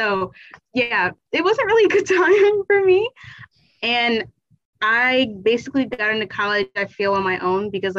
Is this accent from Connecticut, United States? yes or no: no; Chesterfield County, Virginia, United States; I am from Chesterfield County in Virginia